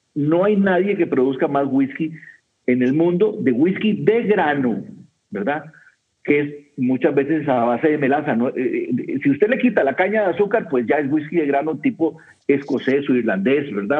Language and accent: Spanish; Costa Rica; aquí en mi país, en Costa Rica